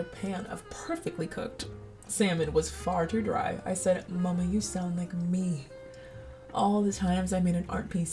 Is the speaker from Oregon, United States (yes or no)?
no; Colorado, United States; lots of white roses, which are the pride of the neighborhood growing up in Colorado